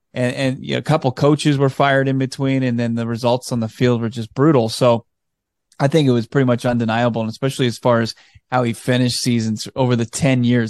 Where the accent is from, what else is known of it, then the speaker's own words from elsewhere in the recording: Washington, District of Columbia, United States; moved away; I grew up on the East Coast in, in D C